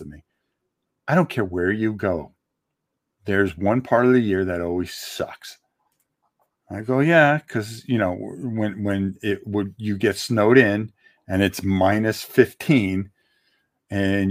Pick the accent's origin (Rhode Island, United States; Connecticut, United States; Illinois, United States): Connecticut, United States; now in Florida, United States; I'm also from the Northeast originally and from Connecticut